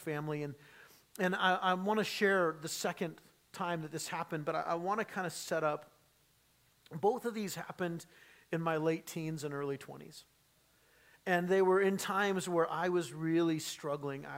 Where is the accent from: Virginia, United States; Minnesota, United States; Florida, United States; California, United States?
California, United States; San Diego; moved away; growing up in San Diego